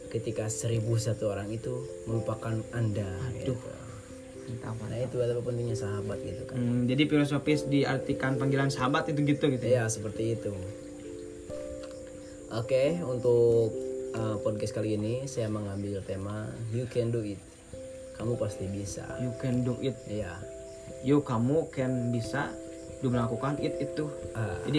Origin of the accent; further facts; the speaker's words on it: Tasikmalaya, West Java, Indonesia; saya gede di Tasik jadi bahasa Padang sama sekali nggak bisa